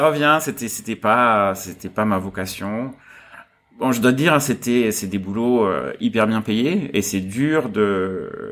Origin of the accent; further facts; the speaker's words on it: south of France, France; moved away as an adult; now in Hong Kong; je suis né en France, dans, dans un village du, du, sud de la France, et euh, je suis arrivé à Hong Kong juste après mes études. Donc j'avais 22 ans quand je suis arrivé ici